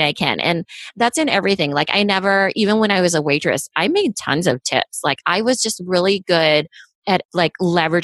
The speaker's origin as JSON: {"language": "English", "country": "United States", "tie": "born or raised there", "said": "I was born in the States, though. So I was of the first generation"}